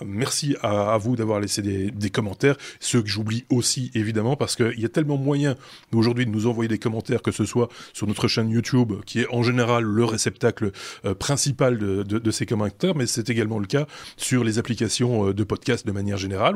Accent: Belgium; on en, a de plus en plus chez nous en Belgique

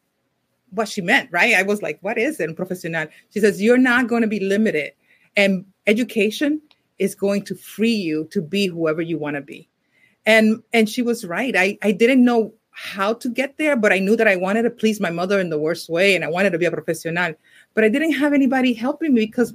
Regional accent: Puerto Rico; moved away; also born or lived in New York City; I grew up partially, I was born in New York City, but I grew up in Puerto Rico

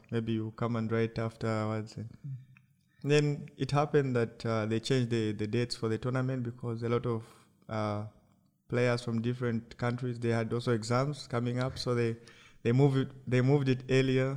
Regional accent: Lusaka Province, Zambia; I came from Lusaka province

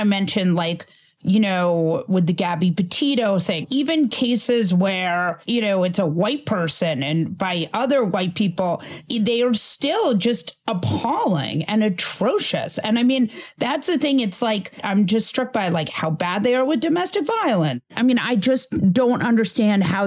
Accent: New York, United States; as a New Yorker

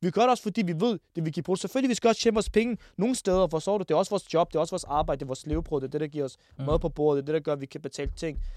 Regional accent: Ishøj, Capital Region of Denmark, Denmark; ned, bro, til de unge, der hvor jeg voksede op.

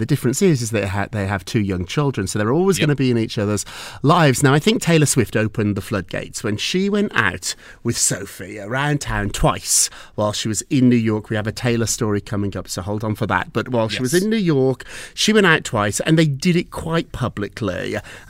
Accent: England, United Kingdom; born there; also born or lived in Edinburgh, Scotland; I'm from England. I was born in England, but I went to university, very fancy.

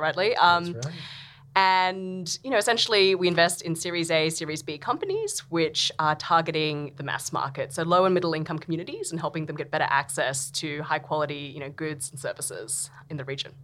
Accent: Australia; moved away as an adult; now in Vietnam; I'm Australian, as probably uh, people can tell from from my accent

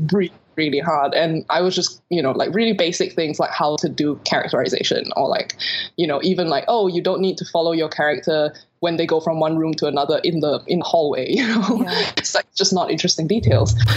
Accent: Singapore; moved away as an adult; also born or lived in New York, United States / London, United Kingdom; I grew up in Singapore and I left when I was about 18 for college

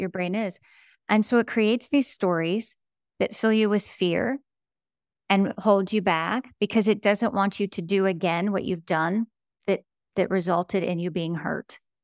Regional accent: United States; I grew up on the Ohio, Pennsylvania border in an old, rusted out steel town

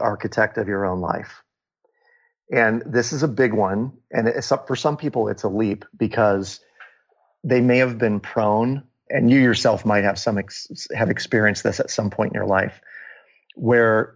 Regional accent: Des Moines, Iowa, United States; my hometown in Des Moines, Iowa

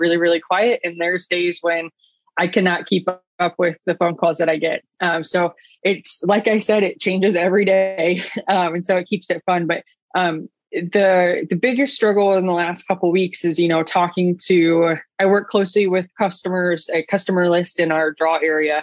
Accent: Southwest Ohio, United States; I grew up in Southwest Ohio

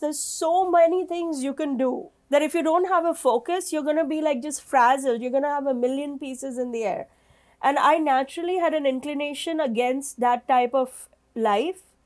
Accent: India; moved away as an adult; now in New York, United States; I'm an Indian woman living in New York for, you know, 25 years

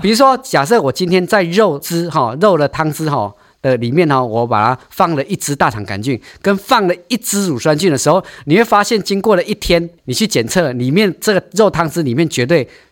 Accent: Taiwan; now in Taichung, Taiwan; 我们台湾人是半导体王国，电脑王国

